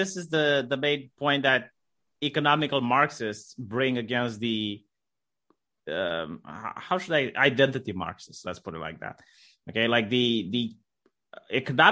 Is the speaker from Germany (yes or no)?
no; Romania; I'm from Romania and I didn't have any black slaves in my family line